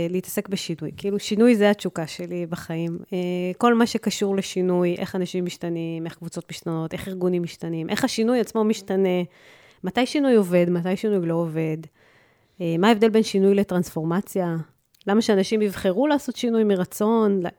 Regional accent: Israel; אני גדלתי במושב קטן, אה, וכל מקום שהייתי צריכה לצאת אליו, הייתי צריכה שההורים יקפיצו אותי

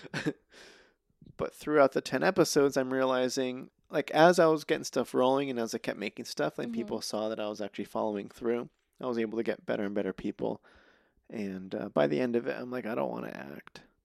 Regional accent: Reno, Nevada, United States; moved away as an adult; also born or lived in Albuquerque, New Mexico / Chama, New Mexico / Winnemucca, Nevada; now in Los Angeles, United States; I grew up in Reno, um, all the way through college

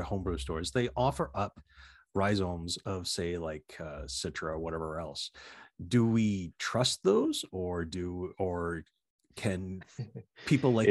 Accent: the Maritimes, Canada; moved away; I grew up in the Maritimes

